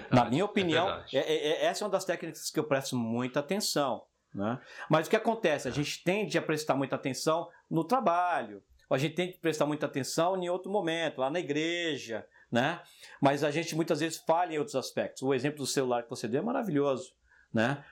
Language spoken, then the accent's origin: Portuguese; São Paulo, Brazil; now in France; moro na França, tudo bem, mas eu cresci no Jardim Selma